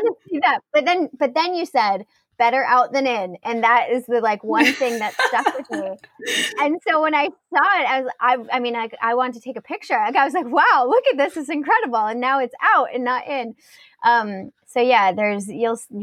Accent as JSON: {"language": "English", "country": "United States", "said": "I'm like an American"}